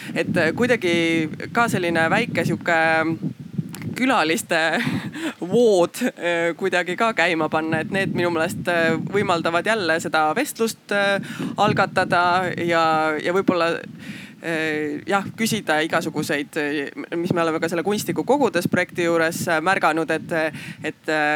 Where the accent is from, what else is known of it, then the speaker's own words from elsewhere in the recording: Haapsalu, Lääne County, Estonia; mina ise olen Haapsalust